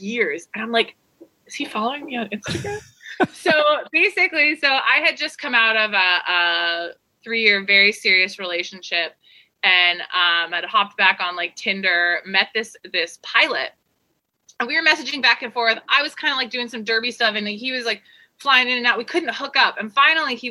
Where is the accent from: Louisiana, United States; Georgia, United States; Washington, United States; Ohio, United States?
Washington, United States; Seattle; moved away as an adult; also born or lived in Virginia / California; now in Costa Rica; I grew up in Seattle. I was born in Virginia, moved to Seattle when I was 4 with my family, lived in Seattle for till 18